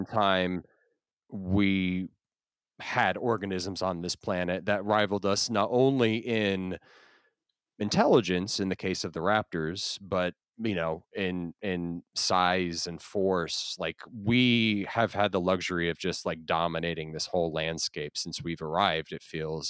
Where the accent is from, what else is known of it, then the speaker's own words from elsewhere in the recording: Florida, United States; also born or lived in New Jersey; I grew up in Florida.